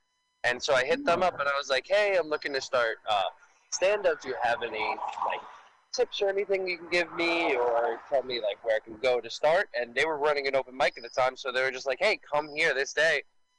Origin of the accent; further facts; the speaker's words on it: New York City, New York, United States; I grew up in Staten Island